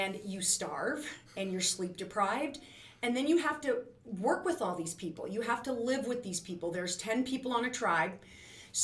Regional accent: North Central South Dakota, United States; I'm from North Central South Dakota.

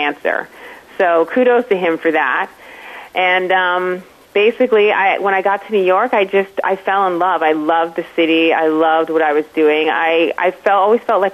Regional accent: Toronto, Ontario, Canada; I am originally from Toronto, Canada. I grew up in a household with a mom who was a nurse

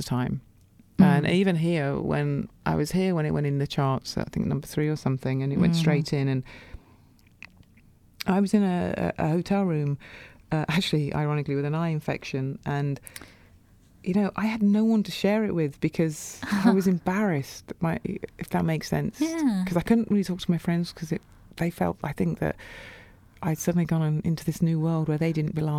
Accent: Coventry, West Midlands, United Kingdom; moved away; also born or lived in Birmingham; growing up in Coventry

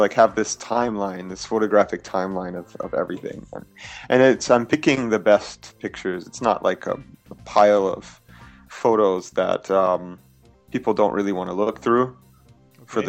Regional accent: Louisiana, United States; moved away as an adult; now in Tokyo, Japan; we were really poor in Louisiana. It's the state I grew up in.

